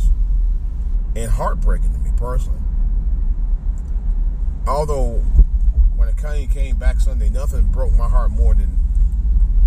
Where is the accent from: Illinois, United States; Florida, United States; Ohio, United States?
Ohio, United States; Cleveland; moved away; I go back home in Cleveland